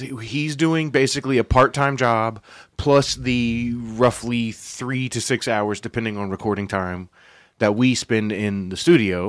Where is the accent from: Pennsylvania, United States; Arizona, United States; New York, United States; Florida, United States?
Florida, United States; Yulee; I grew up, you know, in Yulee here